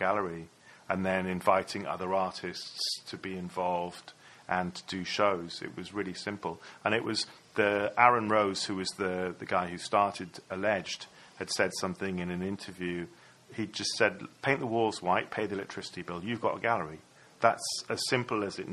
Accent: Ammanford, Wales, United Kingdom; moved away; also born or lived in San Francisco, California; my hometown would be like, you know, Upper Cwmtwrch or Ammanford or something like that. But I really consider, you know, California to be my hometown as well, San Francisco

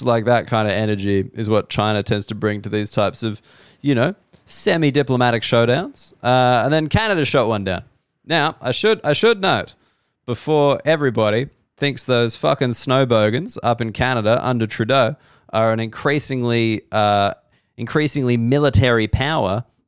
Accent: Australia; I'm an Australian person.

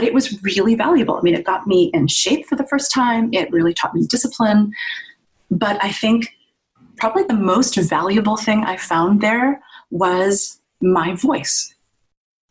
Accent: Virginia, United States; moved away as an adult; also born or lived in New York; I grew up in Virginia and went through the school system there.

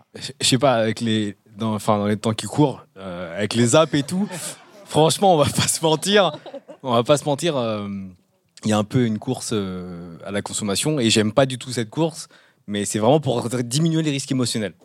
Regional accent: Canada; moved away; je viens du Canada

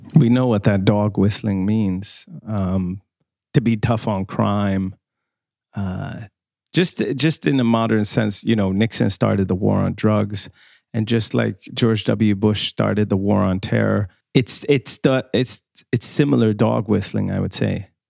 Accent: Skåne, Sweden; moved away; I. come from the south of Sweden, from Skåne

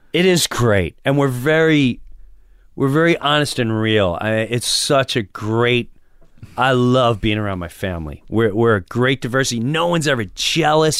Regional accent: Long Island, New York, United States; moved away; also born or lived in Florida; I grew up in Long Island, and Long Island, I started in high school in rock clubs.

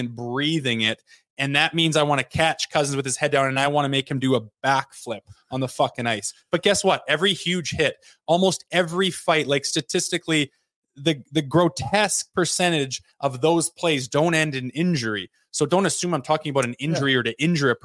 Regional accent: Olds, Alberta, Canada; I was from Olds, Alberta

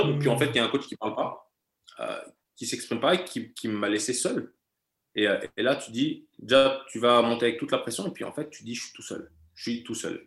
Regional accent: France; first language German; l'allemand, c'est ma langue maternelle. J'ai la nationalité allemande. Et pourtant, moi, je me sens français. Je me sens français. J'ai toujours vécu en France

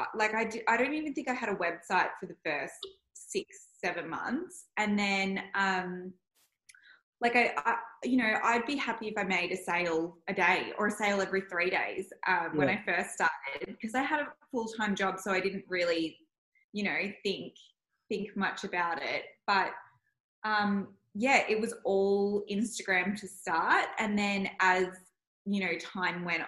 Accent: Melbourne, Victoria, Australia; I grew up in Elsenwick and then came to Elwood.

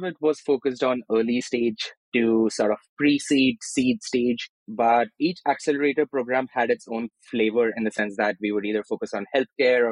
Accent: Maharashtra, India; moved away as an adult; also born or lived in Andhra Pradesh / Newcastle, United Kingdom; now in Portugal; I was born in Andhra Pradesh, which is in the south, and I grew up in Maharashtra, so which is basically the state where Bombay is, or Mumbai.

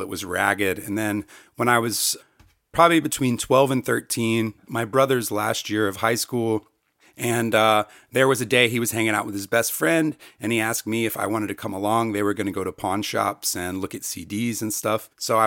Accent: North Carolina, United States; I grew up in North Carolina

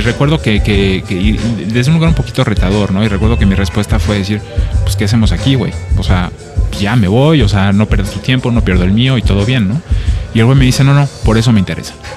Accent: Mexico; moved away as an adult; also born or lived in France / Barcelona, Spain; soy mexicano, pero vengo de Francia

